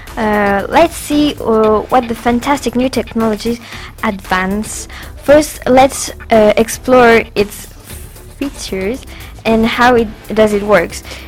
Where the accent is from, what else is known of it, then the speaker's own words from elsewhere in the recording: France; English is a second language; French as well